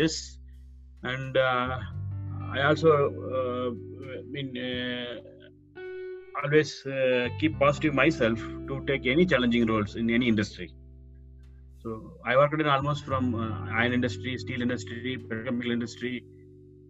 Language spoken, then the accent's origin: English; Coimbatore, Tamil Nadu, India; moved away as an adult; now in Jubail, Saudi Arabia; I'm basically from Coimbatore and I'm blessed with a beautiful family